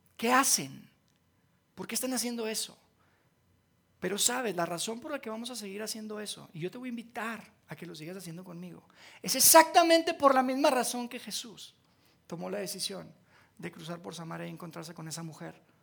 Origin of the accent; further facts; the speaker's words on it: Monterrey, Nuevo León, Mexico; accent: golpeado, norteño; now in Mexico City, Mexico; yo no soy de aquí, de Ciudad de México, ¿verdad? porque hablo bien golpeado. Este es de, de Regio, del norte